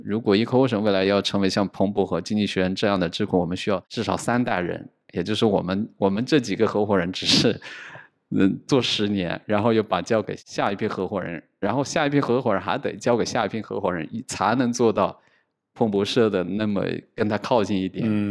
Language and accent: Chinese; Hunan, China; moved away as an adult; also born or lived in Beijing / New York; now in Shanghai, China; 因为我自己算是从湖南出来的，呃，去北京上学，后来又去到纽约读书，又回到上海